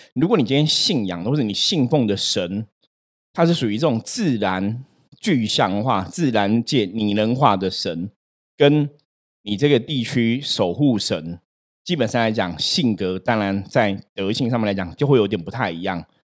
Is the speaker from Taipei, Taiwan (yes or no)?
yes; Taipei, Taiwan; 我们在士林哦，我以前读书学校旁边就有个大树公